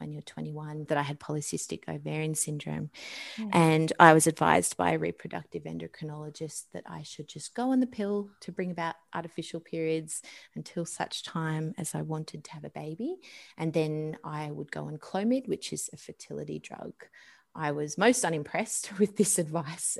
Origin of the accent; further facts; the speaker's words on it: Sydney, New South Wales, Australia; moved away as an adult; now in Tenterfield, Australia; We're from Sydney, but we're currently living in a small country town in the Northern Tablelands called Tenderfield